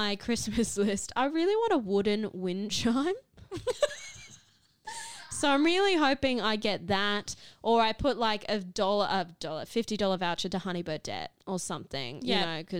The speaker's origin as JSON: {"language": "English", "town": "Cairns", "region": "Queensland", "country": "Australia", "tie": "born or raised there", "said": "I grew up in Cairns"}